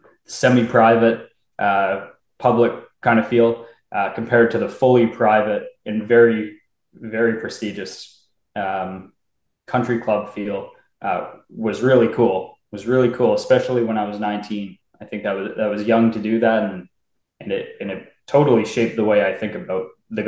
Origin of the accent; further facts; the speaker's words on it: Duncan, British Columbia, Canada; moved away as an adult; also born or lived in Ontario / Alberta; now in Inverness, Canada; then we moved out west from Ontario when I was about 4 years old, because he was building a golf course in Duncan, British Columbia, on Vancouver Island there.